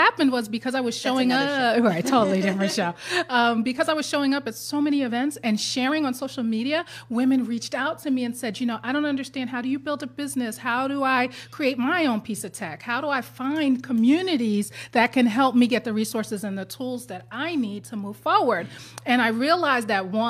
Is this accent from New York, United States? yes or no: yes; New York City, New York, United States; I'm a New Yorker